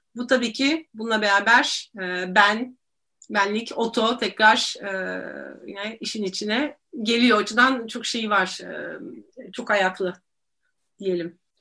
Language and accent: Turkish; Istanbul, Turkey; İstanbulluyum ee, ve Boğazlıyım